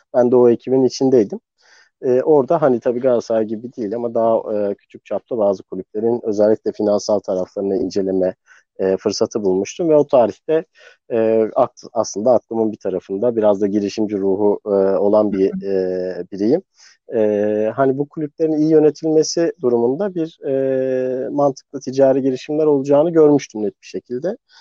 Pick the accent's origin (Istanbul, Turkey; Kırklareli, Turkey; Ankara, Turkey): Istanbul, Turkey; also born or lived in New York, United States; İstanbul'da büyüdüm